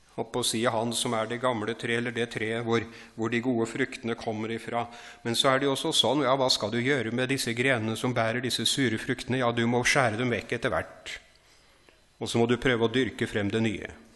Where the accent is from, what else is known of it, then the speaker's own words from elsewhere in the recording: Horten, Vestfold, Norway; jeg vokste opp utafor Horten